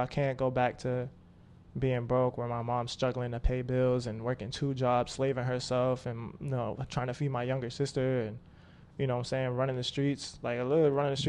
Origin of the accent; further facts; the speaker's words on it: Pine Hills, Florida, United States; So I lived a couple places. I lived in, like, Pine Hills, Florida.